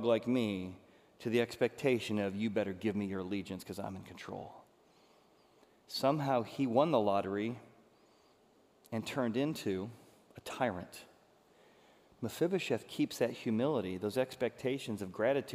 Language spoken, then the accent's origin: English; Chicago, Illinois, United States; I'm from Chicago